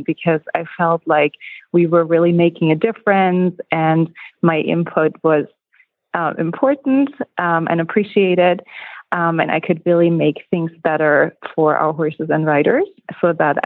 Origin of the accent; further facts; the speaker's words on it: Germany; moved away as an adult; now in Eagle, United States; I'm originally from Germany and immigrated to the United States in 2008